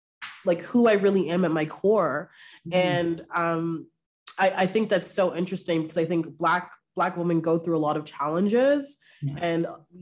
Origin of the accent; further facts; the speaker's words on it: Brampton, Ontario, Canada; moved away as an adult; now in Toronto, Canada; I'm from Brampton. Yes. I've lived in Toronto for a few years now